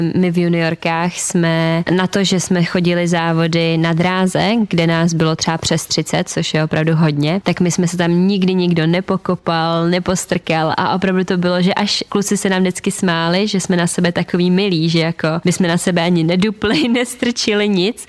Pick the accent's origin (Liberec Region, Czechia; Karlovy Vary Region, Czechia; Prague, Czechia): Liberec Region, Czechia; Turnov; u nás v Turnově